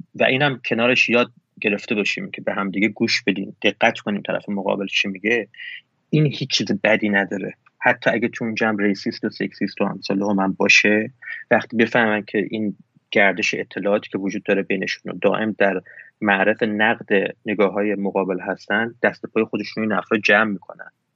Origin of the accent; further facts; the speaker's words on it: Iran; همه کسایی که توی ایران بزرگ شدیم همینیم